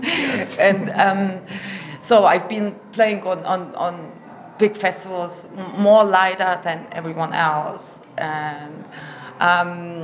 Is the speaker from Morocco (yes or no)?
no; Germany; moved away; also born or lived in Russia; because I grew up in Germany and my German is perfect.